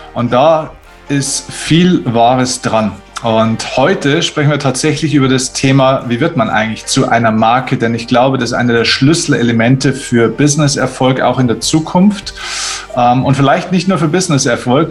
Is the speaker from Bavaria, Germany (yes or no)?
yes; Bavaria, Germany; bei uns in Bayern